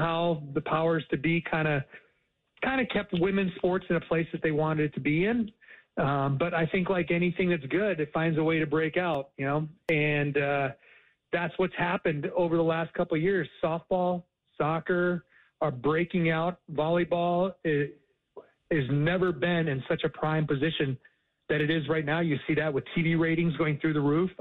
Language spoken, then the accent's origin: English; Upper Peninsula of Michigan, United States; now in Atlanta, United States; I was born in the Upper Peninsula of Michigan, very close to Canada